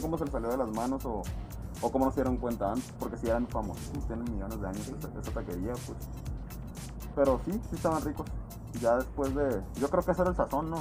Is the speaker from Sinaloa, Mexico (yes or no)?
yes; Culiacán, Sinaloa, Mexico; now in Mexicali, Mexico; Yo no soy de aquí tampoco y, cuando yo no vivía aquí, yo, yo tengo contacto con cali desde el día 1